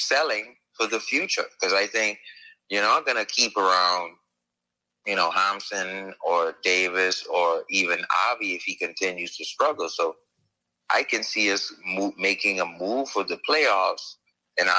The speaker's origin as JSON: {"language": "English", "country": "Bahamas", "said": "I'm a Bahamian, I'm from the Bahamas."}